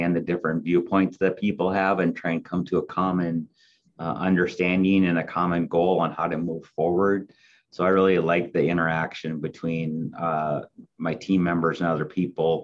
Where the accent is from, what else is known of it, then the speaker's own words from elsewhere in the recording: north central Minnesota, United States; moved away as an adult; also born or lived in Iowa / Fargo, North Dakota; now in Corning, United States; So actually I was born in Iowa and moved to Minnesota when I was young. Grew up in upper half of Minnesota, north central Minnesota